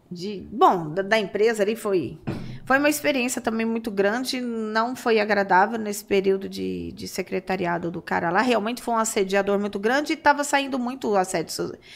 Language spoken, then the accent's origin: Portuguese; Santos, São Paulo, Brazil; born there; É, 2001, eu nasci em Santos.